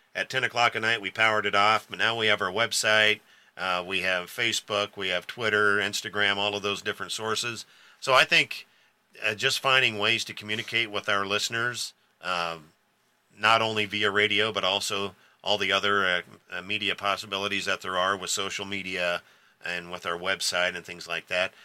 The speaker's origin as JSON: {"language": "English", "town": "O'Neill", "region": "Nebraska", "country": "United States", "tie": "born or raised there", "said": "I was born and raised here in O'Neill, Nebraska, so I've lived here all my life."}